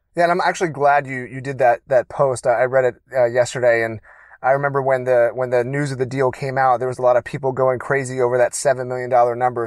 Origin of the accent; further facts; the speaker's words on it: Baltimore, Maryland, United States; now in California, United States; I was born in Baltimore, Maryland